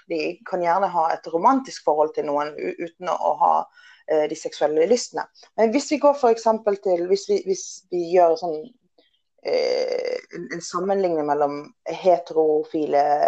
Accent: Western Norway, Norway; moved away as an adult; also born or lived in England; now in Oslo, Norway; som du kan høre, så er det, jeg er oppvokst på Vestlandet.

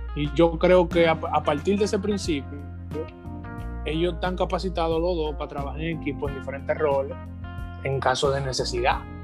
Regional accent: Dominican Republic; nosotros tenemos un remanente en este país somos una gran cantidad de, cristianos, hijos de Dios, que somos residentes de República Dominicana

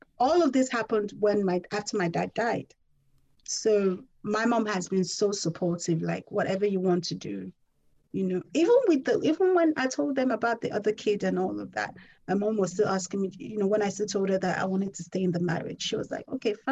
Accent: Nigeria; I'm Nigerian and that's the culture that I come from

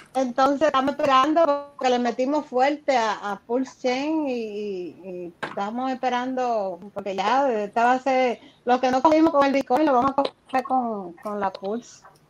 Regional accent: Dominican Republic; somos dominicanos.

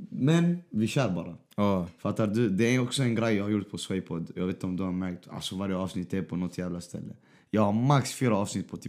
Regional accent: Västerås, Västmanland, Sweden

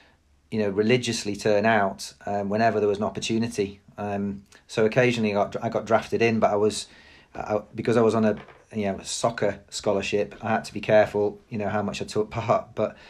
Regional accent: Stourbridge, West Midlands, United Kingdom; born there; I wasn't born down in that area, but I was born in the Black Country. So a little village little town now called Stourbridge.

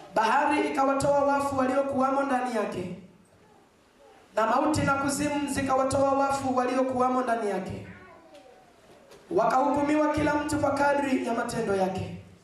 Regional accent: Mbeya, Tanzania; nyumbani kwetu Mbeya.

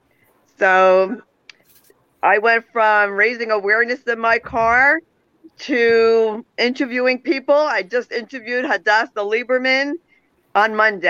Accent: New Jersey, United States; I'm from Isla, New Jersey.

